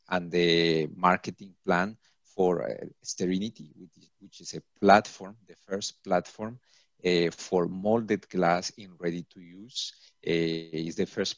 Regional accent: Colombia; now in Paris, France; I am from Colombia

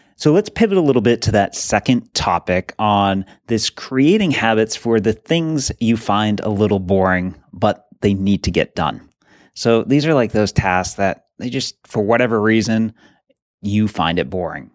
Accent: New England, United States; we grew up in New England

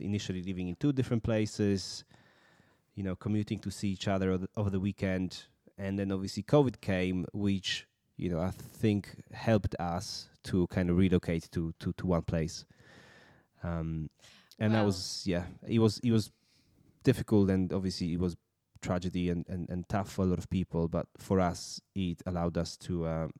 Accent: Poland; also born or lived in United Kingdom / Bahrain; now in Dubai, United Arab Emirates; I think we're both from Poland.

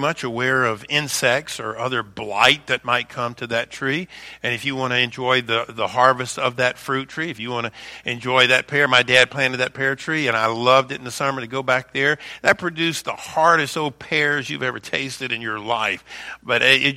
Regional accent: Baton Rouge, Louisiana, United States; When I was a kid growing up in Baton Rouge, Louisiana, we had a pear tree in the backyard.

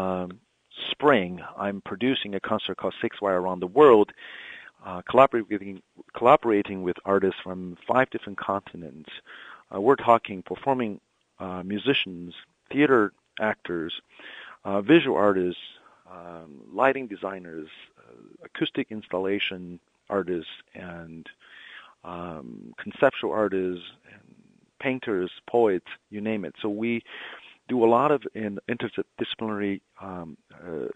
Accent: Beijing, China; moved away as an adult; also born or lived in Ann Arbor, Michigan; now in Delaware, United States; I was born and raised in Beijing, China, the capital of the Middle Kingdom.

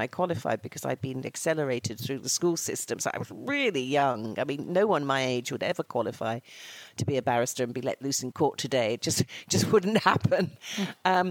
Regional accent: Bury, North West England, United Kingdom; accent: northern; moved away as an adult; now in London, United Kingdom; I'm a lassie from Lancashire, having been, as you say, born in Bury.

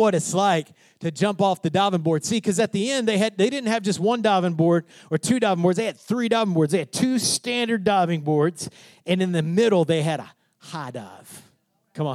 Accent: Odessa, Texas, United States; I grew up in Odessa, Texas.

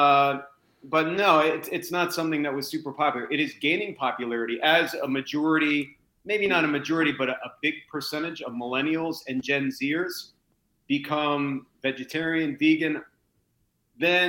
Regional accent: United States; moved away as an adult; also born or lived in Japan; as an American

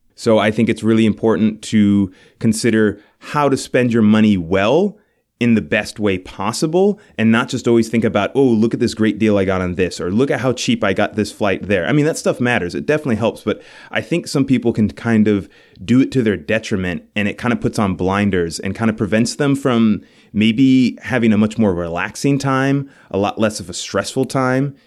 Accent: New York City, New York, United States; moved away as an adult; now in Buffalo, United States; we're from New York City. Our families are from there

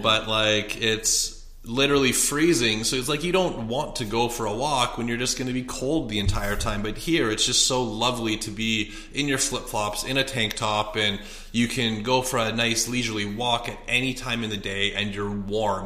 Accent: Canada; moved away as an adult; also born or lived in Edmonton, Alberta; now in Scottsdale, United States

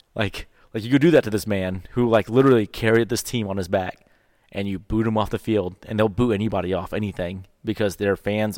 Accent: Houston, Texas, United States; I grew up in Houston, so I was a big Houston Oilers fan.

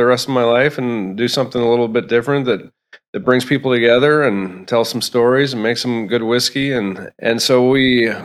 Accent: Spring Grove, United States; I grew up here in Spring Grove, where we're at right now

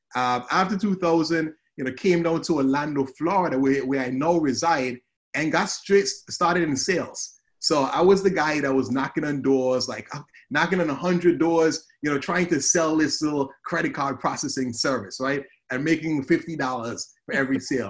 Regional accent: Antigua & Barbuda; moved away as an adult; also born or lived in Murray, Kentucky; now in United States; you probably hear the accent. So I'm, I'm from the Caribbean. I'm from a, of a beautiful island called Antigua

